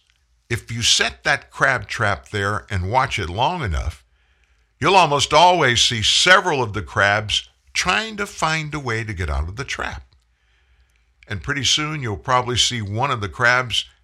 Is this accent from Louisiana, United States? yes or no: yes; South Louisiana, United States; I'm from South Louisiana, where crabbing is an art